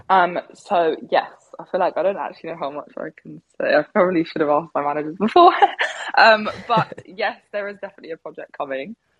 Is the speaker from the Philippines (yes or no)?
no; Devon, South West England, United Kingdom; now in London, United Kingdom; I'm originally from Devon, which is, I mean, yeah, it's quite far away from London, maybe about three hours.